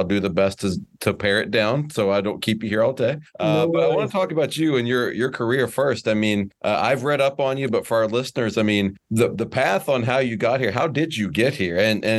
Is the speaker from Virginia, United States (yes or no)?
yes; Virginia, United States; moved away as an adult; now in Atlanta, United States; I grew up in Virginia in the mountains, like in the middle of nowhere, and then always been a Braves fan. So moved to Atlanta a few years ago.